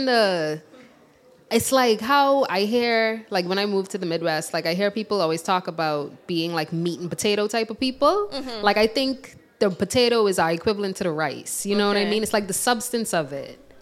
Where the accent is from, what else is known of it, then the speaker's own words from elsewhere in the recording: Bahamas; moved away as an adult; now in Fayetteville, United States; I am a student at the U of A, and I'm from the Bahamas.